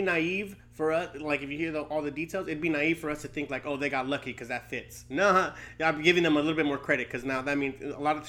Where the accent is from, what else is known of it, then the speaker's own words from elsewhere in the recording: Long Beach, California, United States; I'm from Long Beach.